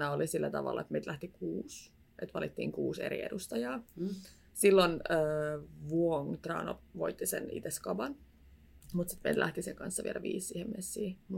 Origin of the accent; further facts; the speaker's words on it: Tampere, Pirkanmaa, Finland; Ja mä oon Tampereelta kotoisin alkuperin. Nyt mä oon asunut täällä puolitoista vuotta.